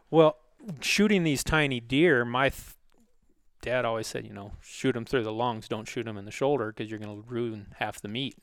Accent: Sitka, Alaska, United States; I grew up in Alaska

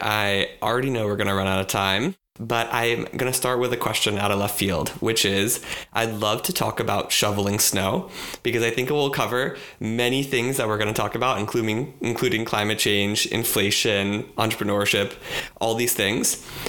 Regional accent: Maryland, United States; growing up in Maryland, outside of DC

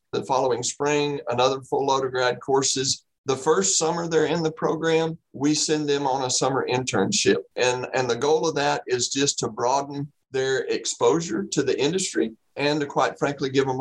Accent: Central Texas, United States; also born or lived in Florida; born and raised in Central Texas. So I spent most of my life in the great state of Texas

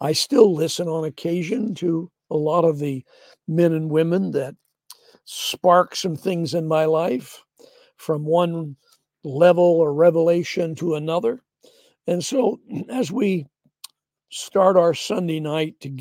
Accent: the Northwest, Pacific Northwest, United States; we're from the Northwest

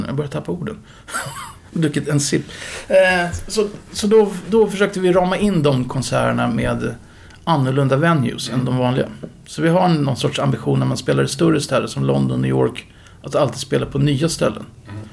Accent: Upplands Väsby, Stockholm County, Sweden; jag växte upp i Upplands Väsby

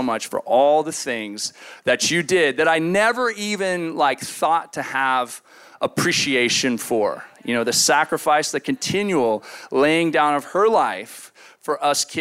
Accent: San Luis Obispo, California, United States; moved away; I was from the Central Coast.

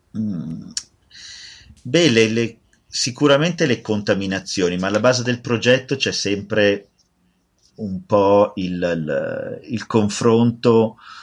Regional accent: Italy; adoro propormi come italiano

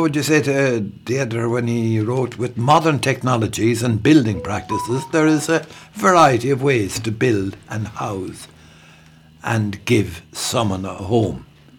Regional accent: Ireland; as an Irish man.

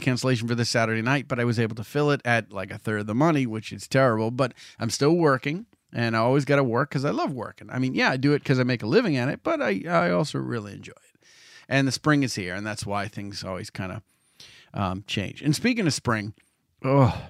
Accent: Salem, Massachusetts, United States; in Salem, my hometown

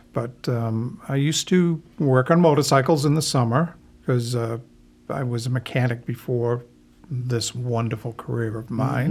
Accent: Gloucester, Massachusetts, United States; I was born here.

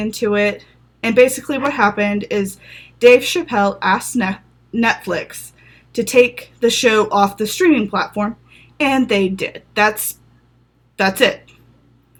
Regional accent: the South, United States; now in Los Angeles, United States; I grew up in the South

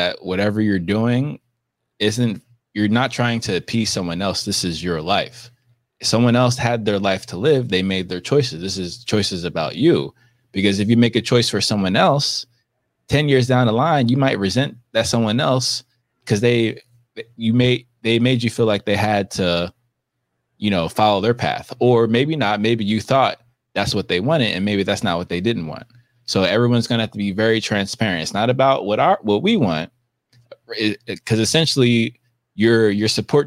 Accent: United States; I can only speak as an American and an African American

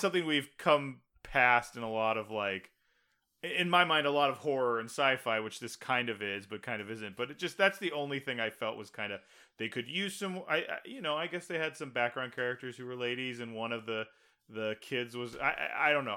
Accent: Texas, United States; I grew up in Texas.

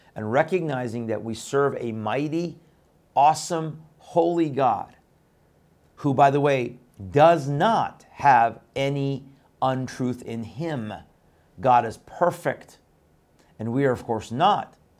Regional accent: Iran; moved away; my birth country of Iran

